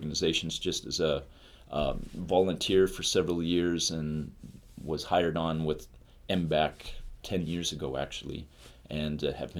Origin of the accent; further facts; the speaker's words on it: Townsend, Montana, United States; also born or lived in Bozeman, Montana; I'm from Montana. Actually, just down the road in Townsend. Went to school at Bozeman, Montana State University.